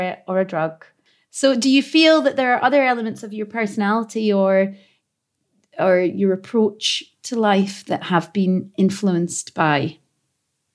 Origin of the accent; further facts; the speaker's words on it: Glasgow, Scotland, United Kingdom; accent: thickest Glaswegian accent; I grew up in the East End of Glasgow as a young child